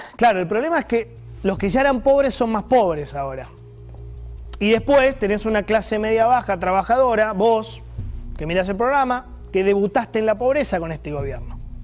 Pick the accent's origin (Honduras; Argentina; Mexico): Argentina; como argentino